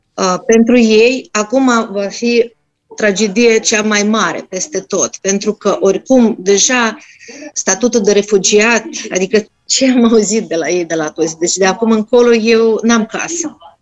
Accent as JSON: {"language": "Romanian", "country": "Russia", "first_language": "Russian", "second_language": "Romanian", "moved": "yes", "lives_now": "Romania", "said": "eu sunt din Rusia, vorbim rusă, normal"}